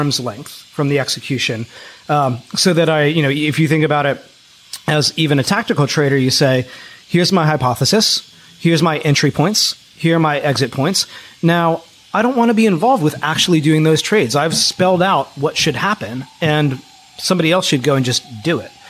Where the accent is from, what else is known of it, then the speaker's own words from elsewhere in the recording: Philadelphia, Pennsylvania, United States; I grew up in Philadelphia